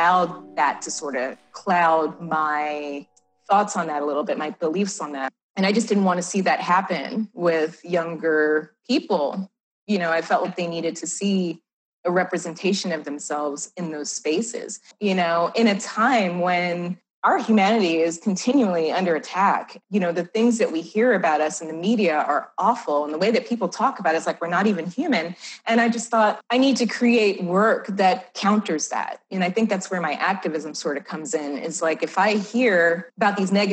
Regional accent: New York, United States; also born or lived in Southern California; now in Tucson, United States; I'm from New York originally

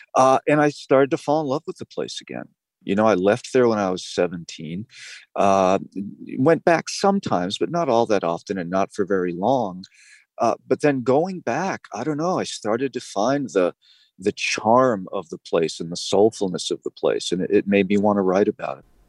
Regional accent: New England, United States; when I was growing up in New England

